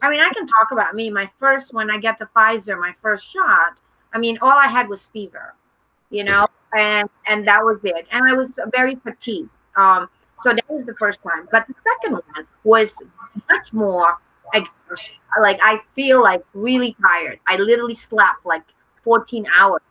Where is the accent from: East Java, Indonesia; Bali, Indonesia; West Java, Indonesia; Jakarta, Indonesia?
Jakarta, Indonesia; I was born in Jakarta